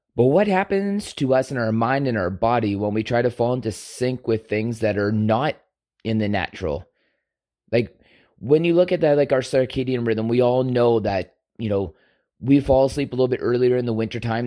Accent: Canada; we are all Canadian

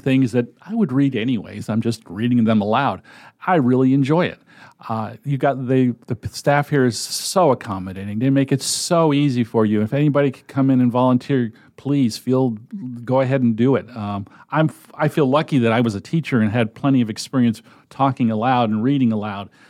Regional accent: Connecticut, United States; moved away as an adult; also born or lived in Massachusetts / Nebraska; now in Omaha, United States; I was born in Massachusetts, moved to, or my family moved to Connecticut, and I grew up and went to the University of Connecticut

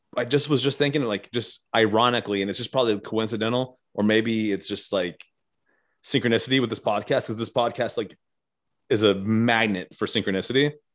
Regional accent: the South, United States; I'm from the South

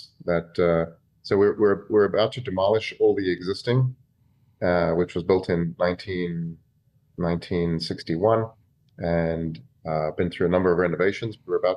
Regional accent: Cape Town, Western Cape, South Africa; moved away as an adult; also born or lived in Fort Lauderdale, Florida; now in United States; I'm from Cape Town, South Africa.

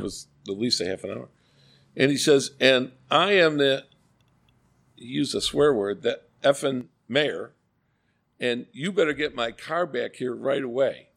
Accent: Glen Haven, Illinois, United States; also born or lived in Iowa; now in Elmhurst, United States; I grew up in Glen Haven, right up against the interst-, a double interstate right of way

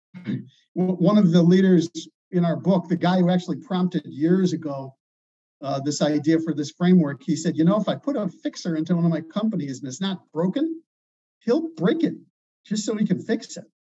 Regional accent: Chicago, Illinois, United States; I'm from Chicago

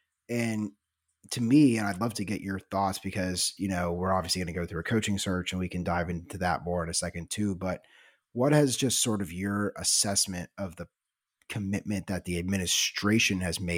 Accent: Midwest, United States; also born or lived in Southeast; I was born in the Midwest and I grew up going to football games at Mizzou in Nebraska.

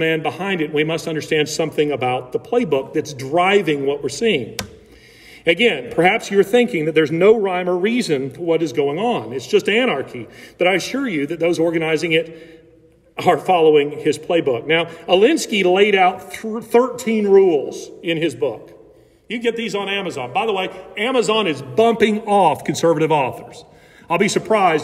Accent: Alabama, United States; I grew up in Alabama

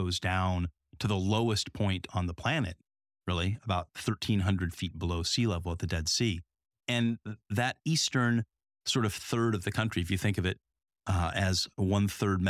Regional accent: Southern California, United States; I grew up in Southern California.

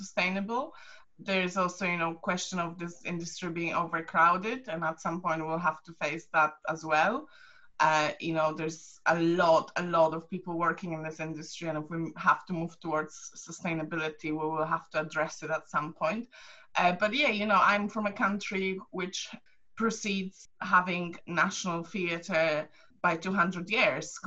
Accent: Poland; now in United Kingdom; I'm from Poland

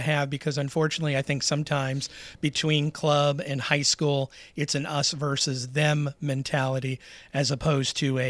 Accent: New England, United States; moved away; I'm originally from New England, so soccer was a big thing at my high school growing up back in the 70s.

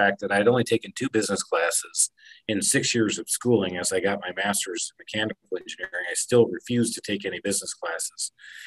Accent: Michigan, United States; Growing up in Michigan

